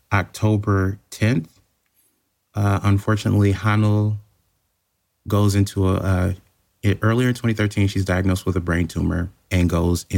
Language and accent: English; United States; as an American